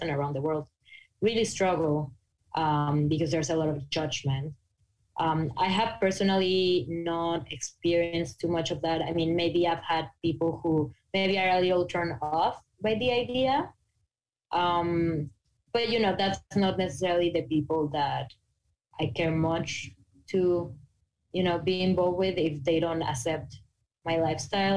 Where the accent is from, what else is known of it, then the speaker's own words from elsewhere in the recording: Mexico; English is a second language; moved away; I'm from Mexico